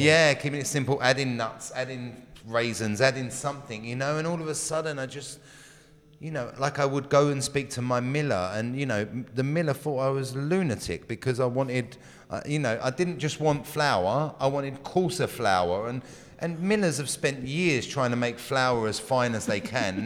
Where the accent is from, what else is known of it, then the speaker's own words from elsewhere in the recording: England, United Kingdom; moved away as an adult; also born or lived in London; now in California, United States; I'm English. I lived in England for most of my life till my late twenties